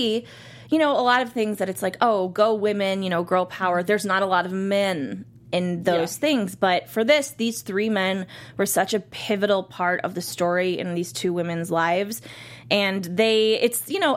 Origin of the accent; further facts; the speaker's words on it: Cleveland, Ohio, United States; I'm originally from Cleveland, Ohio